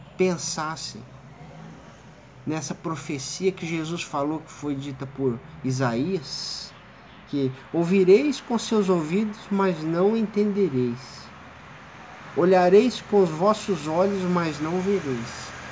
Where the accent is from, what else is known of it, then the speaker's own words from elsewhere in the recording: Sacramento, Minas Gerais, Brazil; moved away as an adult; also born or lived in Uberaba; now in São José do Rio Preto, Brazil; Eu sou mineiro, de Uberaba, de Sacramento vizinho de Uberaba.